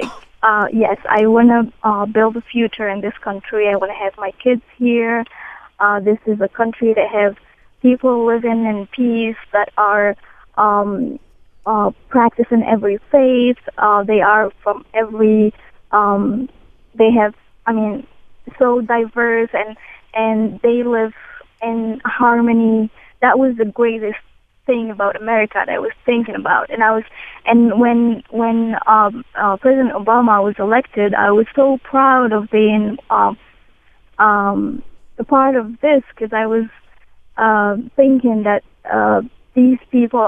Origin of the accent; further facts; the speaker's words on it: Morocco; English is a second language; now in United States; I came from Morocco 6 years ago.